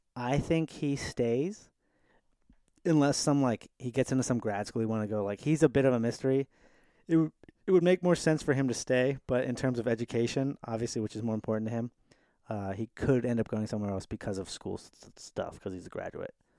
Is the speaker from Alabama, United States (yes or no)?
no; San Francisco Bay Area, California, United States; now in New York, United States; I'm from the Bay, dude